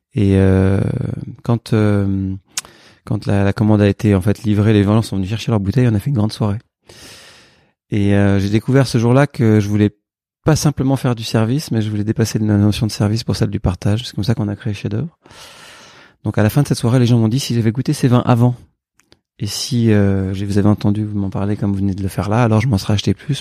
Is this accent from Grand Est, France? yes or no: no; Burgundy, Bourgogne-Franche-Comté, France; moved away; also born or lived in Paris; je suis bourguignon, je suis né en Bourgogne et j'ai eu la chance de grandir dans une famille où on aimait le vin